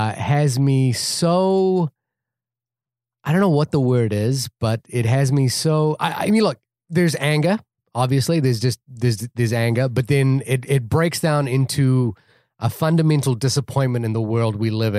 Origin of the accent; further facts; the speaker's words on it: New Zealand; now in United States; I'm also a green card holder. I'm from New Zealand, so I'm not on the list for what it's worth.